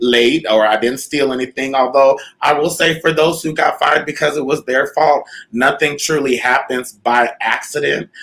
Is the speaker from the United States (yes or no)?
yes; Southern California, United States; moved away as an adult; also born or lived in Winnipeg, Manitoba, Canada; now in Las Vegas, United States; I grew up in the suburbs of Southern California